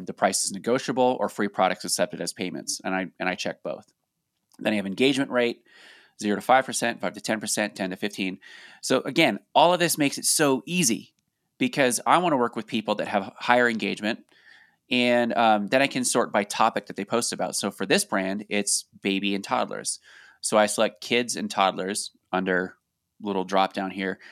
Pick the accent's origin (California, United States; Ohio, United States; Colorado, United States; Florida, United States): Colorado, United States; we're from Colorado